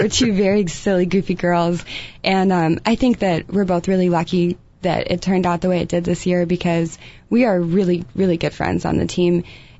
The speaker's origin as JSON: {"language": "English", "region": "England", "country": "United Kingdom", "tie": "born there", "said": "I was born in England."}